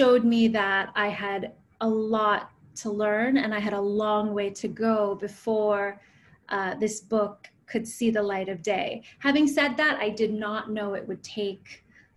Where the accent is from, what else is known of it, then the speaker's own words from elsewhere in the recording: United States; I grew up in the States, and my mother is from Pune